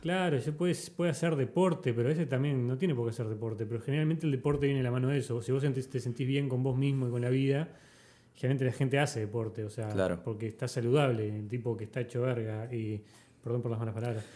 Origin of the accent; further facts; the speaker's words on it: Montevideo, Uruguay; also born or lived in United States; yo soy de Montevideo, nací en Montevideo, viví toda mi vida en Montevideo